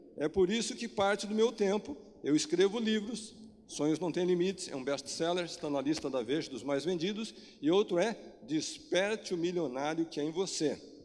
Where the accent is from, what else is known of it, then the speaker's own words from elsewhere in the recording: Brazil; nós, como brasileiro